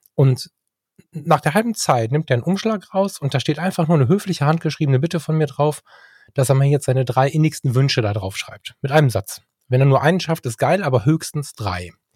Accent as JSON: {"language": "German", "area": "Ruhr area", "region": "North Rhine-Westphalia", "country": "Germany", "said": "bei uns im Ruhrgebiet an der Bude"}